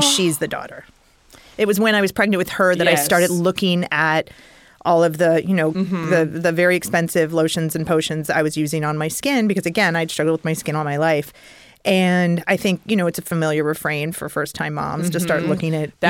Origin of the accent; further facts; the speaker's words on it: Napa Valley, California, United States; coming from the world I was coming from Napa Valley, where practically every grain of dirt is considered for its quality